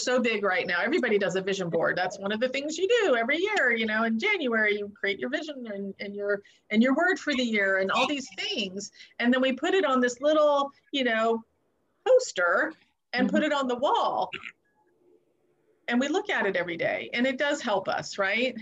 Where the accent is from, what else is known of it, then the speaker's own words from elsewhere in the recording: Southern California, United States; moved away; also born or lived in East Coast; I grew up in Southern California, and then I moved to the East Coast